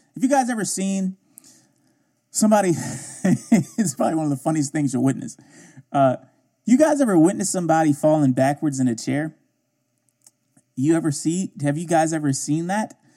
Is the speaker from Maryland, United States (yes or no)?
yes; Baltimore, Maryland, United States; I grew up in Baltimore, mostly